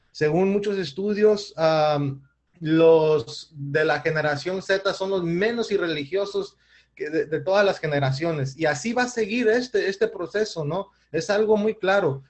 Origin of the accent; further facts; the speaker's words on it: Mexico; aquí en mi país, eh, específicamente estoy hablando de México